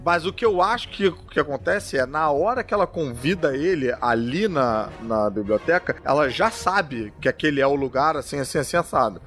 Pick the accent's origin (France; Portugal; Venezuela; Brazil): Brazil; eu sou brasileiro também